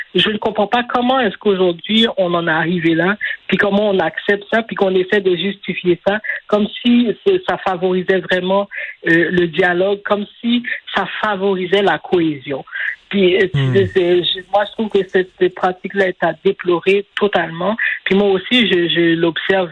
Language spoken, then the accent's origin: French; Montreal, Quebec, Canada; j'ai grandi à Saint-Michel, j'ai vécu là jusqu'en 2012